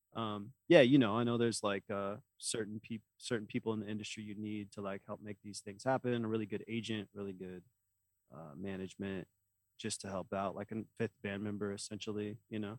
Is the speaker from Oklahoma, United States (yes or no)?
yes; Oklahoma, United States; we're from Oklahoma